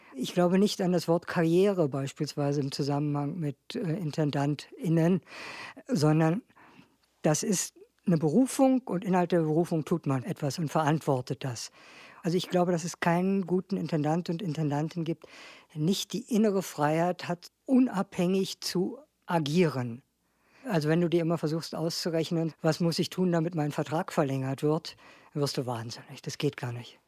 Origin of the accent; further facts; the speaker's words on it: Berlin, Germany; ich bin in Berlin groß geworden habe auch in Berlin studiert